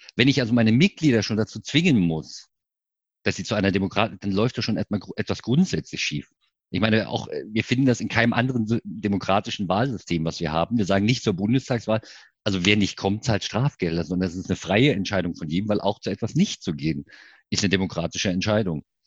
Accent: Görlitz, Saxony, Germany; now in Leipzig, Germany; wohnhaft in Leipzig, gebürtiger Görlitzer. Das heißt Ossi wirklich

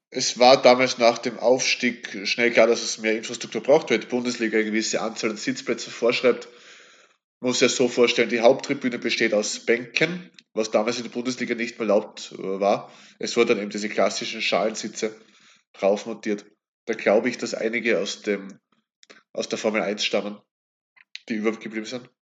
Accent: Kapfenberg, Styria, Austria; also born or lived in Graz; bin dann wieder in meine Heimatregion zurück und eben dem KSV auf diese Weise eben auch verbunden

